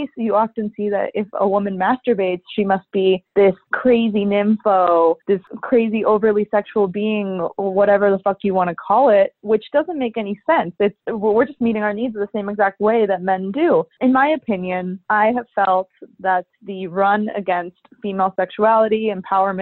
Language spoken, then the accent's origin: English; Salt Lake City, Utah, United States; I grew up in Salt Lake City, Utah, which is land of the Mormons